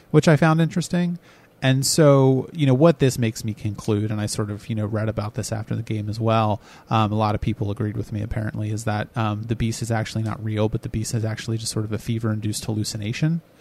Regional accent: United States; I'm American.

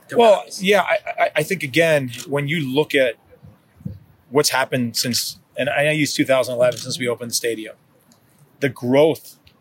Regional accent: New Jersey, United States; also born or lived in Kansas; now in Kansas City, United States; I'm from New Jersey. I, I consider myself probably more of a Kansan now than than a New Jerseyan

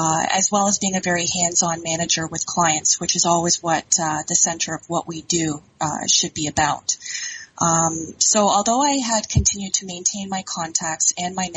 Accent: Ontario, Canada; moved away as an adult; also born or lived in Alberta; I'm originally from Ontario, had done a bit of a stint out in Alberta

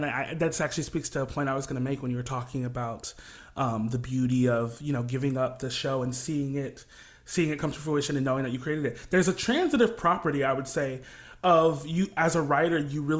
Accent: Kalamazoo, Michigan, United States; now in New York, United States; I'm a Midwest boy, corn-fed through and through, and I'm from a small town called Kalamazoo, Michigan. It's a very homey, kind of liberal, artsy town, right there, smack dab in the middle of Michigan, pretty much, and I grew up kind of in church singing

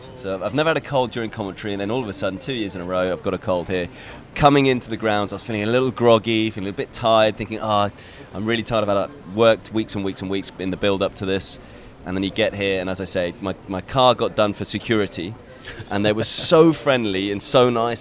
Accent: United Kingdom; being British myself

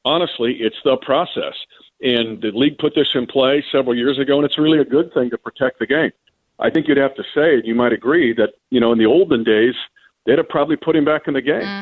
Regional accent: United States; I grew up in the Kansas-Nebraska border

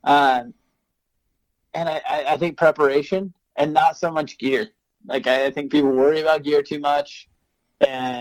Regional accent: Oregon, United States; So I grew up in Oregon

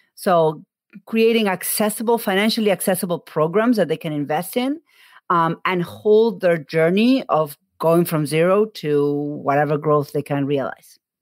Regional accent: Argentina; moved away; I am from Argentina

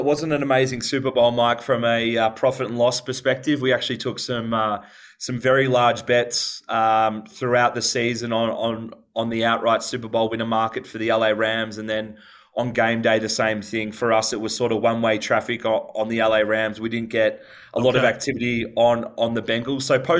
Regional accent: Australia; The population centers in both those states dwarf my home country, Australia.

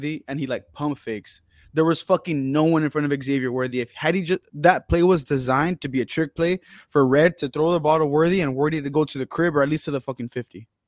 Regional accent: Texas, United States; I'm from Texas and I ride super hard for Texas.

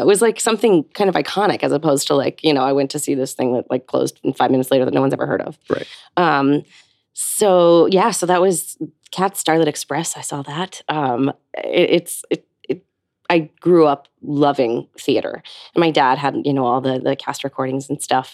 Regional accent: Hopewell Junction, New York, United States; I grew up just north of New York City um, in a small town called Hopewell Junction, um, just south of Poughkeepsie

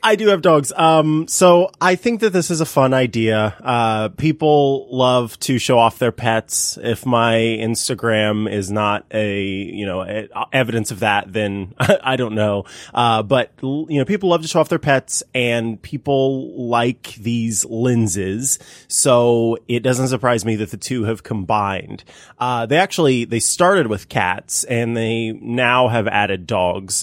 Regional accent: Missouri, United States; in a different city within Missouri, uh, some of my family in uh, my hometown

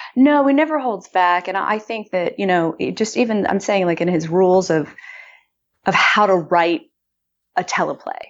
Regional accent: Austin, Texas, United States; moved away; I moved back to my hometown of Austin

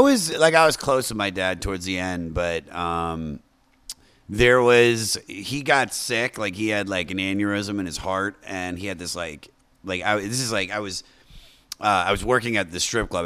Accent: Washington, D.C. area in Maryland, United States; also born or lived in Baltimore, Maryland; I grew up in the Washington, D C area in Maryland, and then I moved to Baltimore, like, halfway through my life

